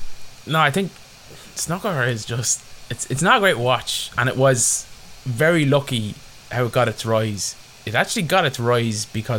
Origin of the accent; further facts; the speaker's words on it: Ireland; as Irish sports fans